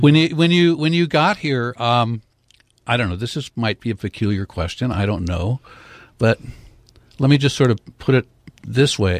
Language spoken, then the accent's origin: English; Portland, Oregon, United States; I grew up in Portland